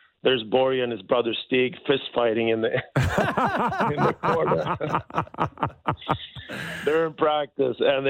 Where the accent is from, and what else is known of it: Sweden; born or raised there; moved away as an adult